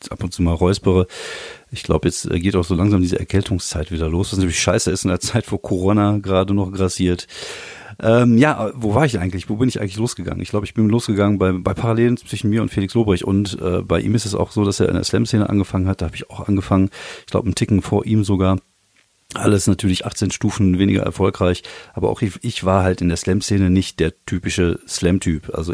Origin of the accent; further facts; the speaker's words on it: Germany; also born or lived in France; als ich klein war, als ich jung war und äh, auch als Deutscher in Frankreich war es halt schon so, dass man damit äh, mit Antipathien zu, zu kämpfen hatte